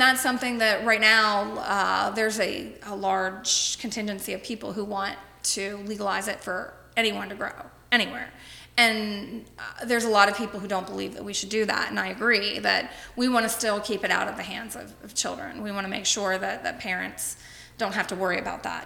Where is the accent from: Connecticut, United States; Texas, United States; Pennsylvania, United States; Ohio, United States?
Ohio, United States; Cincinnati; also born or lived in Las Vegas; I am originally from Cincinnati. I grew up in Anderson Township, born and raised in Anderson.